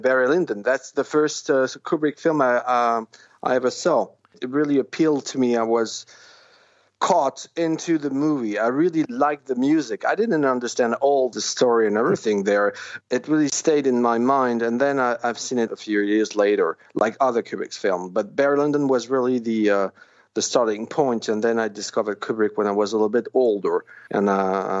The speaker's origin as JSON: {"language": "English", "town": "Paris", "region": "Île-de-France", "country": "France", "tie": "born or raised there", "said": "I'm French. I was born in Paris."}